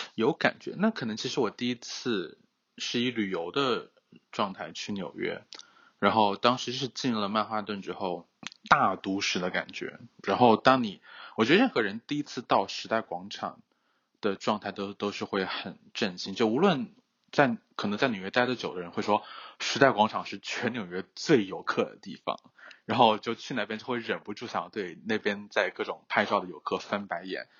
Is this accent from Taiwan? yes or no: no; China; now in United States; 我还觉得我是中国人